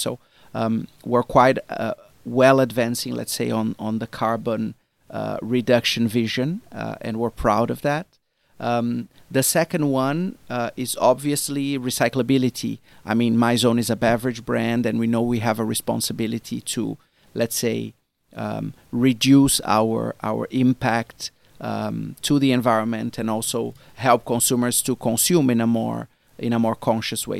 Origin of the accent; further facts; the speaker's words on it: Brazil; now in China; me as a Brazilian, I come from Brazil originally